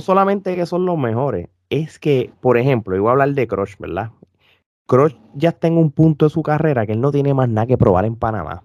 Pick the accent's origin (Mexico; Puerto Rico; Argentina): Puerto Rico; nosotros como puertorriqueños que somos súper fanáticos del boxeo